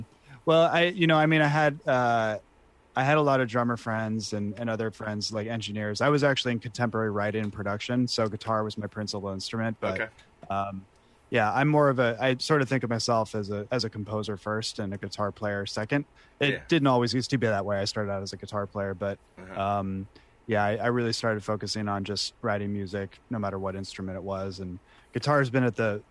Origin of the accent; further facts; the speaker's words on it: San Rafael, California, United States; moved away as an adult; also born or lived in Boston / Chicago; But I grew up in San Rafael, California.